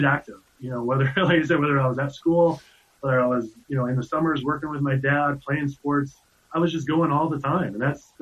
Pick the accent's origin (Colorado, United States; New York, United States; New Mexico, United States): Colorado, United States; Keenesburg; I was born and raised in Keensburg, Colorado